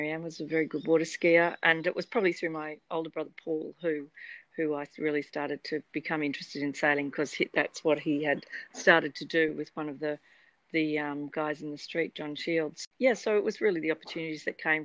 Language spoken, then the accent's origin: English; Sydney, New South Wales, Australia; lucky to grow up in Sydney, which is a great area where sailing's a fabulous sport here with lots of people involved. And I grew up in Lane Cove